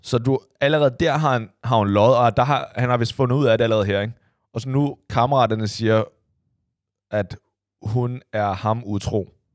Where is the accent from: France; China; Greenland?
China; now in Denmark; jeg er fra Kina igen